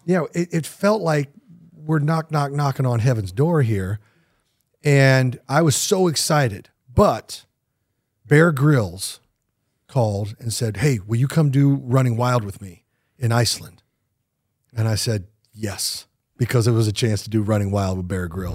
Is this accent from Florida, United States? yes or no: no; Kansas City, Missouri, United States; moved away; I grew up in Kansas City